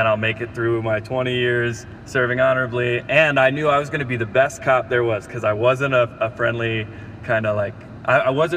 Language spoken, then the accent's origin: English; San Antonio, Texas, United States; also born or lived in Arizona / Dallas; I grew up in San Antonio, Texas